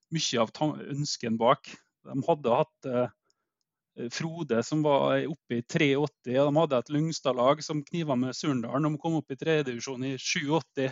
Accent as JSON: {"language": "Norwegian", "town": "Eide", "region": "Møre og Romsdal", "country": "Norway", "tie": "born or raised there", "lives_now": "Elnesvågen, Norway", "said": "jeg er født og oppvokst på Eide."}